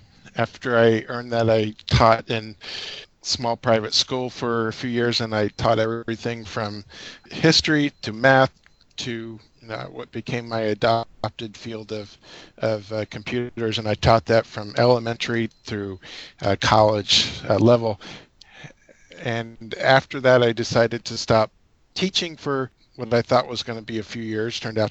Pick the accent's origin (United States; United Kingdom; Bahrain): United States; Minnesota; also born or lived in Florida / Alaska; And I was born in Florida, and when I was 8, we moved to Minnesota.